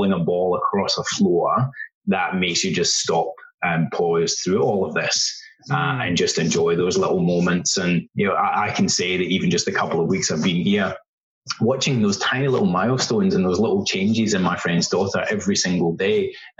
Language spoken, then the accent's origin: English; west coast of Scotland, United Kingdom; moved away as an adult; also born or lived in Thailand / Vietnam / China; now in Melbourne, Australia; we grew up together in a very small country town in the west coast of Scotland